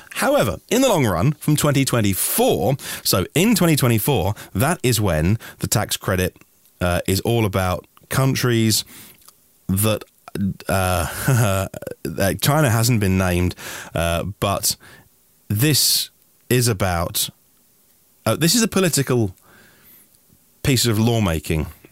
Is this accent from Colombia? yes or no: no; United Kingdom; I'm just a British guy